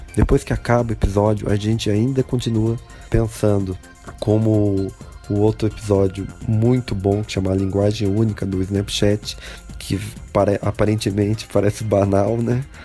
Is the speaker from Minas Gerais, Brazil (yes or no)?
no; Socorro, São Paulo, Brazil; tenho 26 anos, sou do Socorro, São Paulo